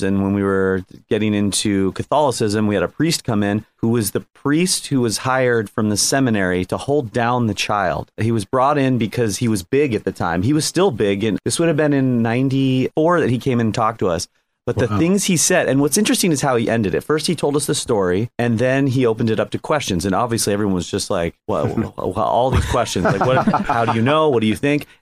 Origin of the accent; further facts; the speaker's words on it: Sierra Madre, California, United States; I grew up in Sierra Madre